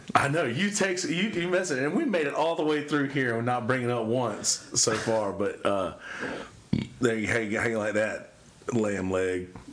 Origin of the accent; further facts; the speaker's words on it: the South, United States; I grew up in the South